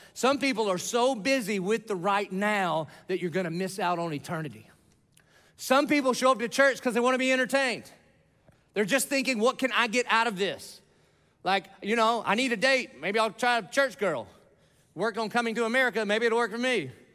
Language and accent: English; Dillon, South Carolina, United States; moved away; I grew up in Dillon, South Carolina. It's off of I ninety five. It's a little podunk nowhere town